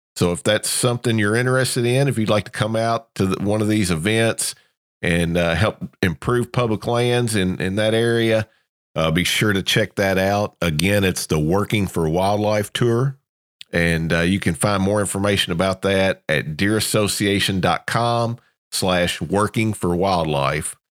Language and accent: English; Kentucky, United States; moved away as an adult; also born or lived in South Georgia; now in Georgia, United States; I'm here in Georgia, South Georgia. very common down here where I'm at, um, but I grew up in Kentucky